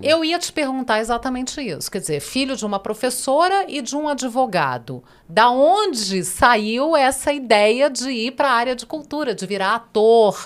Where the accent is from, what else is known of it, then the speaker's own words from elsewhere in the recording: Brasília, Federal District, Brazil; eu sou da geração de 70 em Brasília, eu sou, da, digamos, da segunda geração